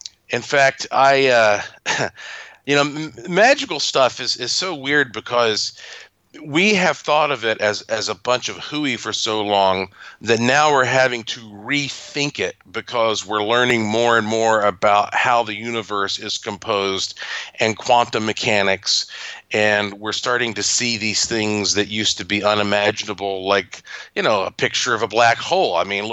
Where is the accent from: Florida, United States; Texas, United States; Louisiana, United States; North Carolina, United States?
North Carolina, United States